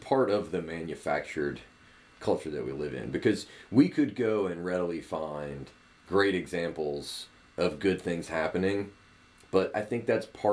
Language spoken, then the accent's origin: English; Alabama, United States; I'm not the only person from Alabama